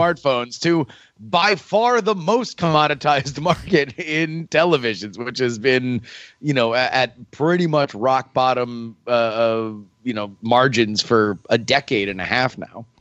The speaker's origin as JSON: {"language": "English", "region": "Florida", "country": "United States", "said": "I'm from Florida."}